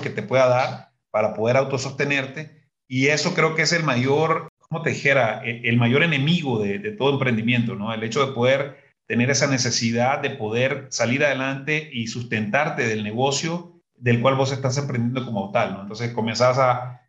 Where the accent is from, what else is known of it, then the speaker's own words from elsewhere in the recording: Muy Muy, Matagalpa, Nicaragua; moved away as an adult; now in Guatemala; soy originario del norte de, de, Matagalpa, un pueblo que se llama Muy Muy